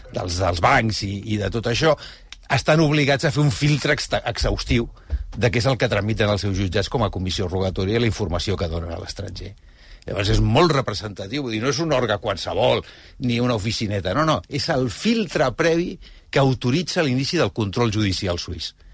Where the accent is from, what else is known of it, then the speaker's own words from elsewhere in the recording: Spain; com a espanyol